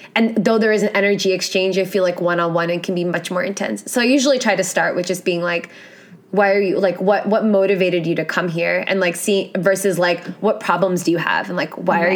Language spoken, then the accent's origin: English; New York City, New York, United States; I grew up in New York City